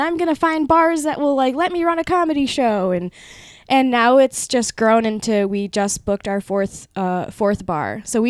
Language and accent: English; Waterford, United States; born or raised there; first language Spanish; English is a second language; also born or lived in Peru